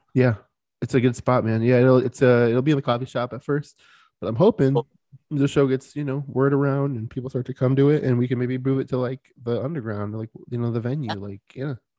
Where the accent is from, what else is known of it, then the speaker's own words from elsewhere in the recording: Florida, United States; I'm from Florida